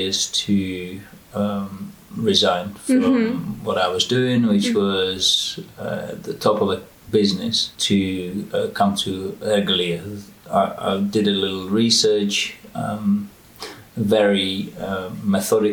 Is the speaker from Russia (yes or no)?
no; Czechia; moved away as an adult; also born or lived in United States / Oxford, England / London, England / Boston, United States; I was born in the Czech Republic, and when I was 18, I went to study to America